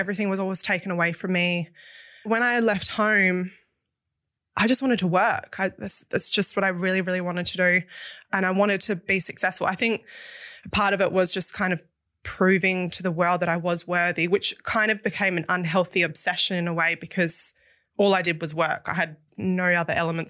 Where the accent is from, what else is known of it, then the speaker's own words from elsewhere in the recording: Dunsborough, Western Australia, Australia; So I was born in Perth, but I grew up in the country, right. Down in a country town called Dunsborough, which is like a surf town.